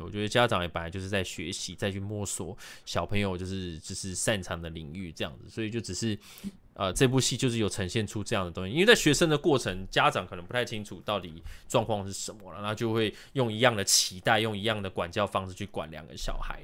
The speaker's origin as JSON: {"language": "Chinese", "country": "Taiwan", "said": "真的是我们台湾人才拥有的 V V I P体验"}